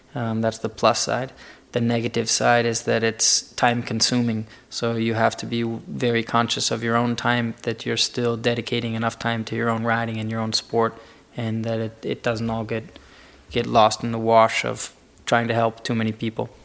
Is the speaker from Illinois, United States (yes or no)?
yes; Chicago, Illinois, United States; also born or lived in Florida; now in Wellington, Florida, United States; I'm from Florida. I'm originally from Chicago.